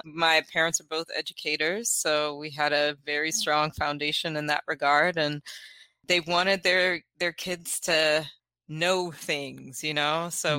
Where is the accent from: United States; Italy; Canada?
United States; the South; So we're from the South, so kind of up and down the Eastern Seaboard.